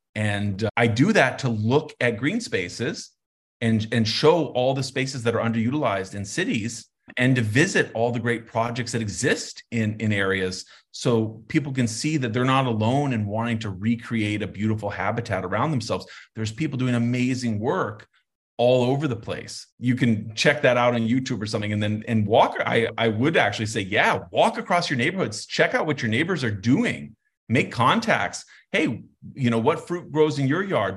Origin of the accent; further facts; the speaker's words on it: Santa Fe, New Mexico, United States; moved away; I grew up in Santa Fe